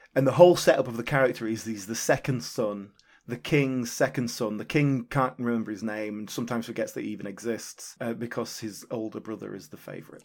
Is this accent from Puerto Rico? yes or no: no; United Kingdom; as a British viewer